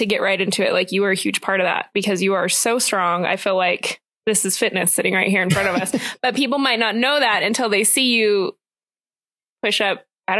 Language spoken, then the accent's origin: English; Las Vegas, Nevada, United States; now in Colorado, United States; I grew up in Las Vegas, so I moved here